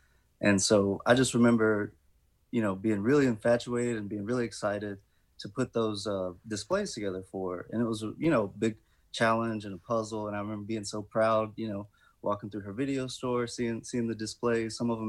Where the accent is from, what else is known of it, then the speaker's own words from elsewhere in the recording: Indianola, Mississippi, United States; Right. I'm from Indianola.